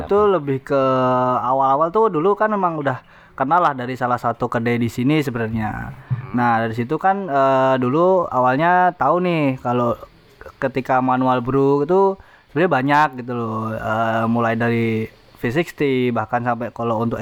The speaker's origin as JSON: {"language": "Indonesian", "town": "Kudus", "region": "Central Java", "country": "Indonesia", "said": "saya dari Kudus."}